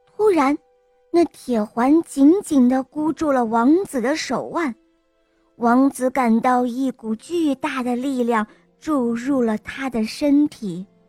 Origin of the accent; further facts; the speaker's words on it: Beijing, China; 我来自北京